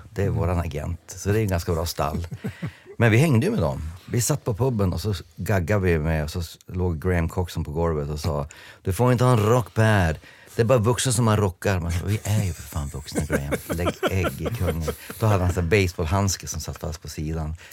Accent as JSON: {"language": "Swedish", "region": "England", "country": "United Kingdom", "said": "Jag spelade på Wembley eh, som engelsman spelande för Skottland, men jag vågade inte öppna munnen"}